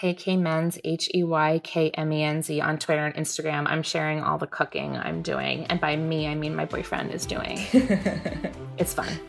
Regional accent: New Jersey, United States; I am from New Jersey. I was born in Central New Jersey, right near Rutgers University. I moved around a bunch, but I went to high school on the Jersey Shore.

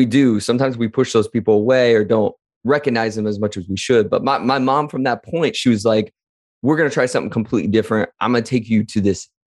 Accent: Wadsworth, Ohio, United States; growing up in Wadsworth, Ohio in the late 90s, early 2000s

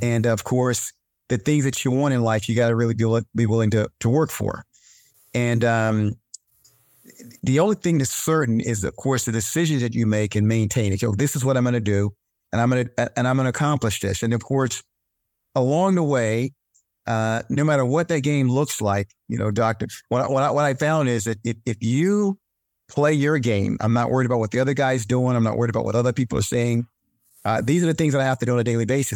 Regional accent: North Carolina, United States; I grew up in North Carolina

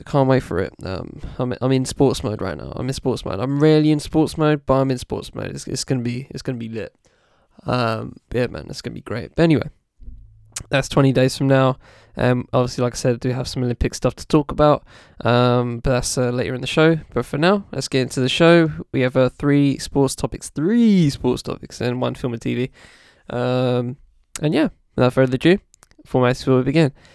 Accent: United Kingdom; as a British person

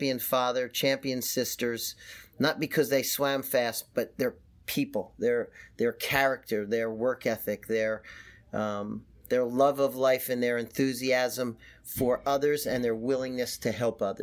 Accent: Philadelphia, Pennsylvania, United States; I'm from Philadelphia.

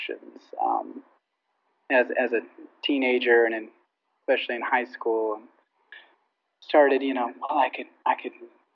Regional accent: Las Vegas, Nevada, United States; now in Los Angeles, United States; I grew up in Vegas, but my parents are both from England

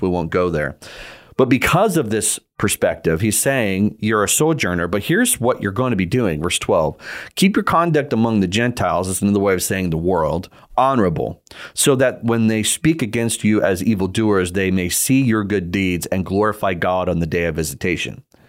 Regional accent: United States; I am an American citizen

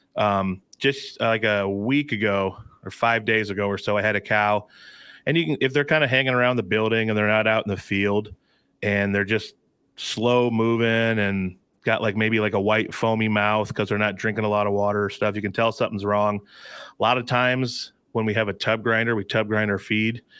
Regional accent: Alta, Iowa, United States; twenty-five miles from my hometown in Elta, where I'm sitting right now

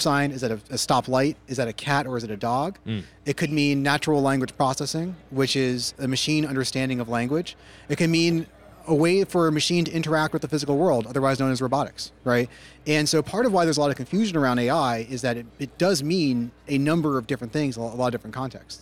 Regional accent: Silicon Valley, California, United States; I grew up in Silicon Valley as a coder for most of my life.

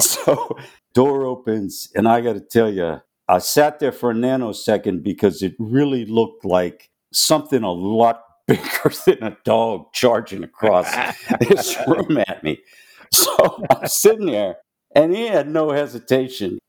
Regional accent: Pittsburgh, Pennsylvania, United States; moved away as an adult; now in Charlotte, United States; Born and raised in Pittsburgh, Pennsylvania.

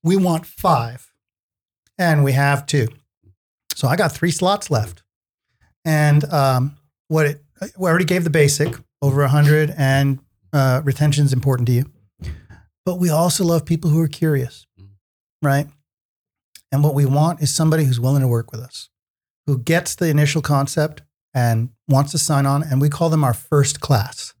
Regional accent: New York area, United States; I grew up in the New York area

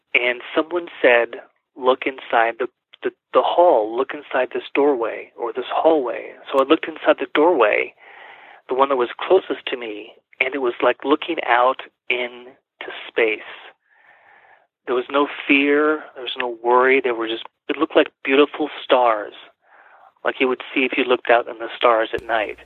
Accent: California, United States; moved away as an adult; now in Colorado Springs, United States; I am originally from California, mm-hmm. but have lived in Colorado, in Colorado Springs about 20 years now

